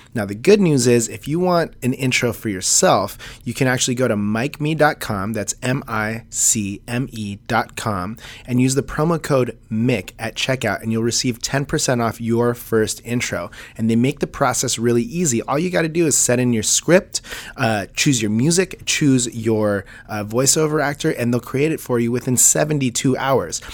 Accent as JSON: {"language": "English", "town": "Las Flores", "region": "California", "country": "United States", "tie": "born or raised there", "said": "I went to high school in, um, like, Las Flores, South Orange County."}